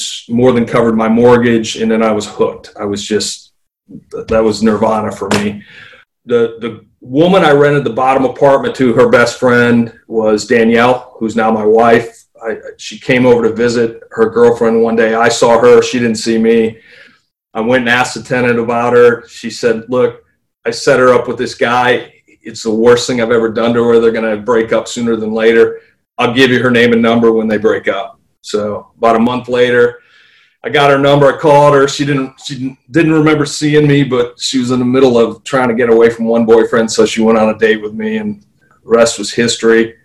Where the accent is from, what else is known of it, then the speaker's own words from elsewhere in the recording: Jackson, Michigan, United States; also born or lived in Lansing, Michigan; now in West Ashley, South Carolina, United States; I was born in Lansing, Michigan. My mom and dad moved from Lansing to Jackson, Michigan when I was 1